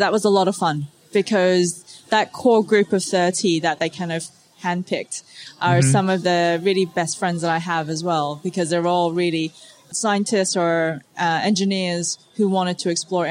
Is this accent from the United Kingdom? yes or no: no; Australia; also born or lived in Hong Kong; my family's originally from Hong Kong and I grew up in Australia